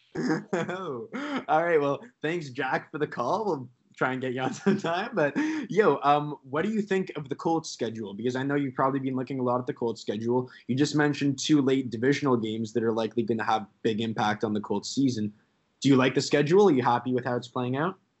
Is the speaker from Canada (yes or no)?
yes; Canada; we're Canadian